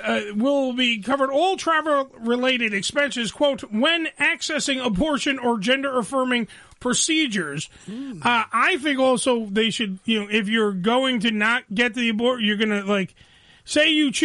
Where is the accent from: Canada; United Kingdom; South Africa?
Canada; And, well, we're Canadian, so that's great.